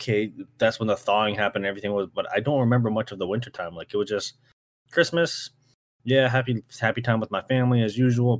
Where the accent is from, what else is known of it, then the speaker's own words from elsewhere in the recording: Canada; as a Canadian